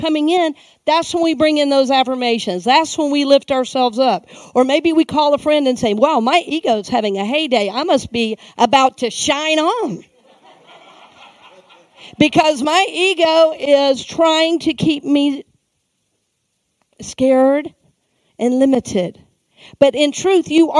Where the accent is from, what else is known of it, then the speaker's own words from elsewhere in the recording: Georgia, United States; now in Tampa, United States; I grew up in Georgia. You know, we always say a little town outside of Atlanta